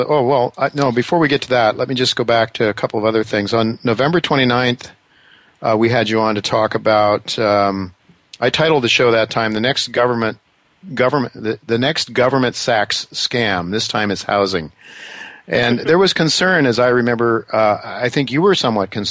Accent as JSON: {"language": "English", "region": "Ohio", "country": "United States", "tie": "born or raised there", "said": "I'm from Ohio. I was born a Buckeye"}